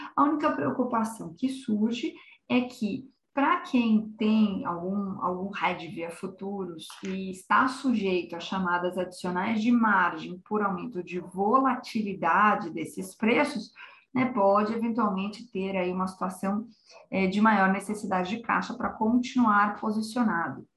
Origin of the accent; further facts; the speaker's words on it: Brazil; como brasileiros